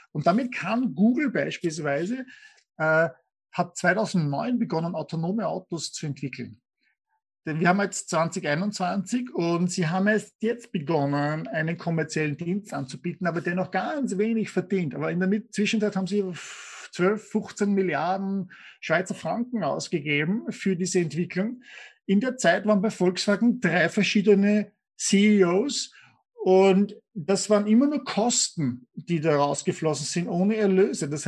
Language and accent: German; Austria; wenn ich als Österreicher oder, in Deutschland, wenn wir schauen, Eisenbahnsysteme